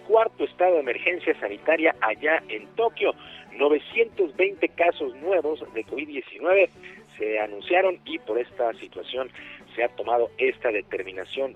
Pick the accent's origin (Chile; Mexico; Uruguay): Mexico